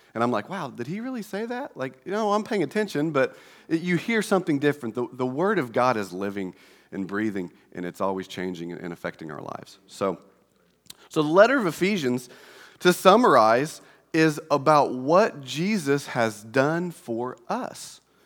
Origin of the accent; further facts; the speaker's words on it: Indiana, United States; we're from Indiana